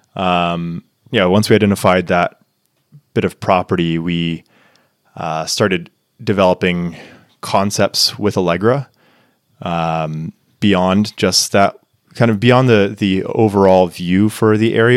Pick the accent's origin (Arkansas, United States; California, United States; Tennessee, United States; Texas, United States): Texas, United States; Tyler; moved away as an adult; now in Niseko, Japan; my hometown trails. Uh, shout out Tyler, Texas